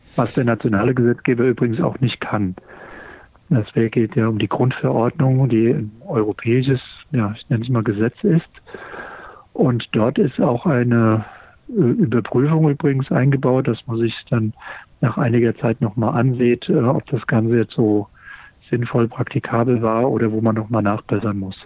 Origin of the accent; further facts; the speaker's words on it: Mainz, Rhineland-Palatinate, Germany; ich komme ja aus Mainz, in der Fastnachtshochburg.